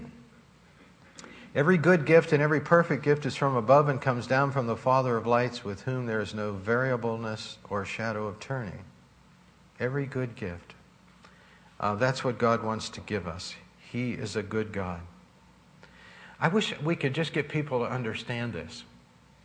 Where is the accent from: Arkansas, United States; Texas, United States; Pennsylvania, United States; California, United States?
Pennsylvania, United States; Pittsburgh; When I grew up in Sheridan in Pittsburgh, I remember we didn't have any money